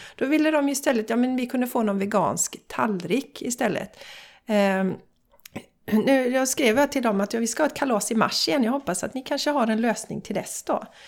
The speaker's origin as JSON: {"language": "Swedish", "town": "Borås", "region": "Västra Götaland", "country": "Sweden", "moved": "yes", "lives_now": "Gothenburg area, Sweden", "said": "vi är ju båda från Borås"}